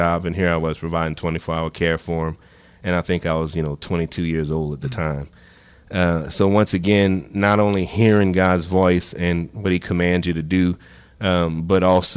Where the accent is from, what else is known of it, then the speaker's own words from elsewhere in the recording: Grand Coteau, Louisiana, United States; also born or lived in Sunset, Louisiana; born and raised in Grand Coteau, Sunset, Louisiana